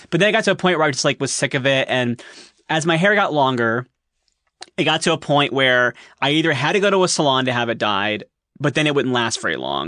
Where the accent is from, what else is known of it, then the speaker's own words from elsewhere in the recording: Columbus, Ohio, United States; I am from Columbus, Ohio.